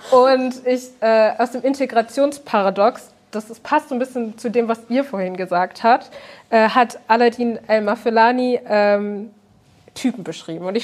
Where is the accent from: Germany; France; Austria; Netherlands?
Germany; ich bin kein Bio-Deutscher. Wenn ich sage, ich bin Deutscher, kommt die Frage, woher kommst du wirklich?